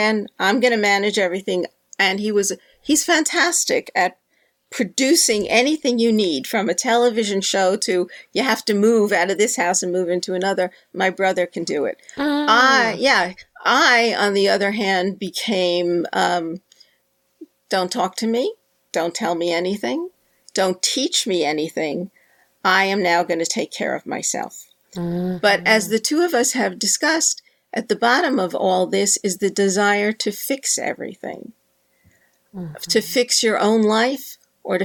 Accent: New York City, New York, United States; my brother and I were raised near Yankee Stadium

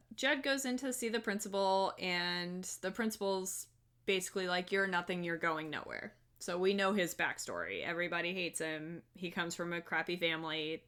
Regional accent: the South, United States; accent: southern; my southern accent comes out

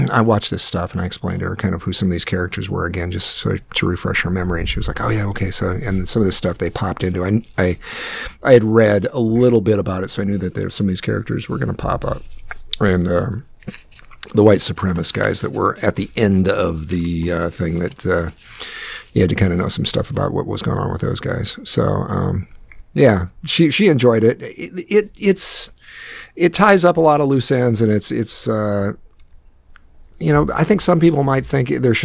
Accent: Northwest Iowa, United States; my hometown up in where I grew up in Northwest Iowa in the middle of nowhere

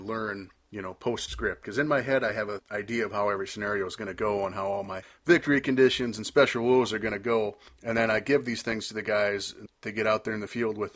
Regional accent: United States; I'm American.

